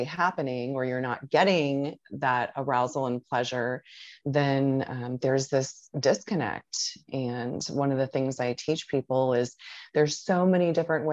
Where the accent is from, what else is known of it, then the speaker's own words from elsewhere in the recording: Tampa, Florida, United States; I'm originally from Tampa, Florida, and I still live within the Tampa Bay area.